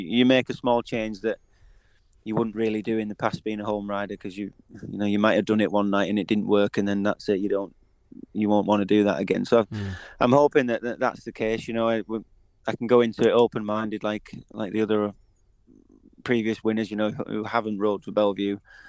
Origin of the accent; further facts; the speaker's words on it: United Kingdom; I think that's what, as British riders, it's what we, you know, we dream